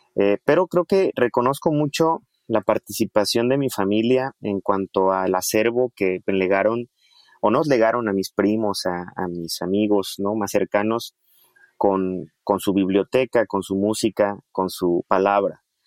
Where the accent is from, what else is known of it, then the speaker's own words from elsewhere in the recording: Chiapas, Mexico; los que somos de aquí de Chiapas